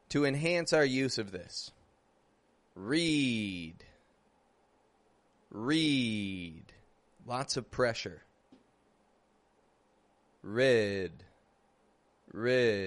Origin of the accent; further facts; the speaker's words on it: Toronto, Ontario, Canada; now in Mexico; I'm from Canada. I'm from Toronto. I do live in Mexico